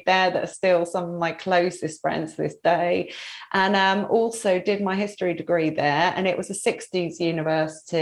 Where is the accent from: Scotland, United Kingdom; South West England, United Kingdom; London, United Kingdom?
London, United Kingdom; moved away as an adult; also born or lived in Brighton; now in Surrey, United Kingdom; I was from London.